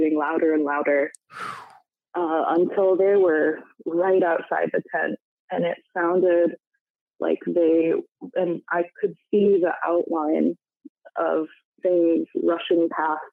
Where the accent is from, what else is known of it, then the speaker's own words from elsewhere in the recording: Michigan, United States; now in Washington, United States; my home state of Michigan